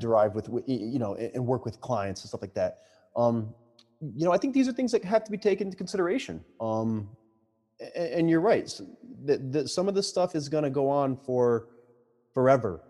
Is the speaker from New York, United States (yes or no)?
yes; New York, United States; now in Boston, United States; this is a New Yorker saying this. You know, I'm, I'm not from Boston